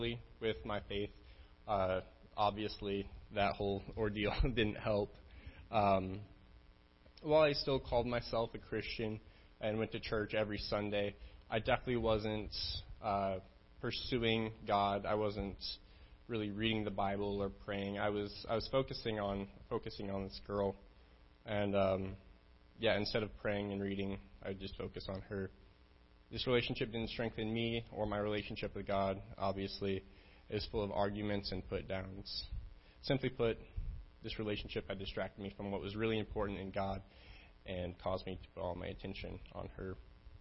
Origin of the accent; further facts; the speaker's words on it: Casper, Wyoming, United States; I'm from Casper, Wyoming